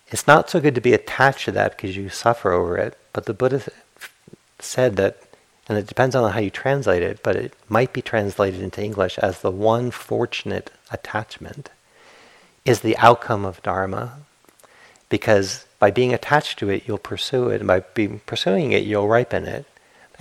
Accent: Rhode Island, United States; I grew up in Rhode Island

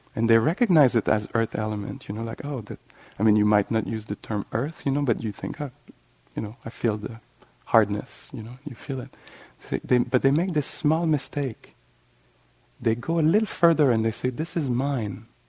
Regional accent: Canada; accent: French Canadian

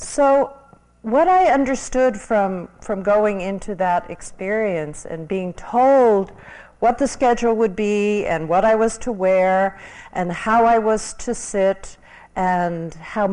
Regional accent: New York City, New York, United States; now in Los Angeles, United States; I was a transplant from New York City to Los Angeles, and I had a background in psychology

